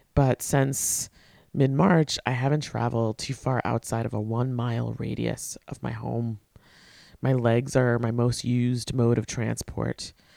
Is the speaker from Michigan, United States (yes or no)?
no; Port Washington, New York, United States; I went to, uh, middle school and high school with her in my hometown of Port Washington, Long Island